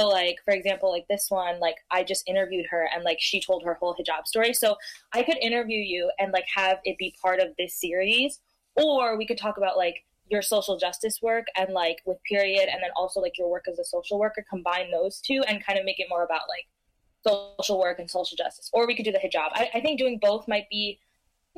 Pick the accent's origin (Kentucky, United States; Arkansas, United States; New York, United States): New York, United States; New York area, United States; I'm from the New York area